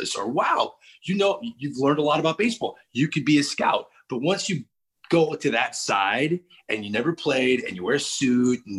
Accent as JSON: {"language": "English", "town": "St. Louis", "region": "Missouri", "country": "United States", "moved": "as an adult", "lives_now": "Northeast, United States", "said": "I came from St. Louis"}